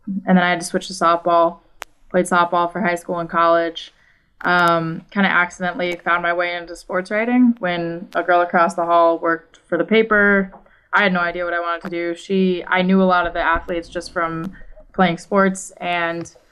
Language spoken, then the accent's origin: English; New England, United States; now in Washington, D.C., United States; I grew up in New England, huge Yankees fan, surrounded by Red Sox fans